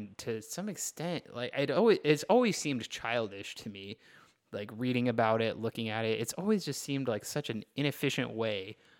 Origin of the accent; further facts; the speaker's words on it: Texas, United States; I grew up in Texas